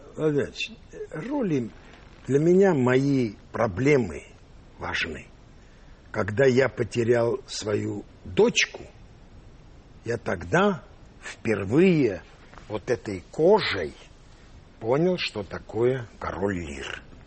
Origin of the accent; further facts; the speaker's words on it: Yerevan, Armenia; moved away; also born or lived in Russia / United States; я вырос в, в Армении, э, в Ереване